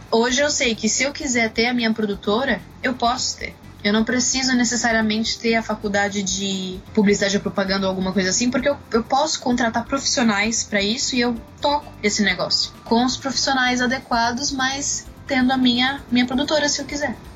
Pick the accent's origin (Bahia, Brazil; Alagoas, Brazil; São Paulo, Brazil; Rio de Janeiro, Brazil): São Paulo, Brazil; moved away as an adult; now in Lisbon, Portugal